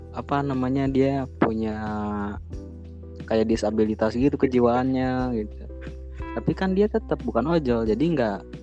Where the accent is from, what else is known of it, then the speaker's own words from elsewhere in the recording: Salawana, West Java, Indonesia; di kampung saya, di Salawana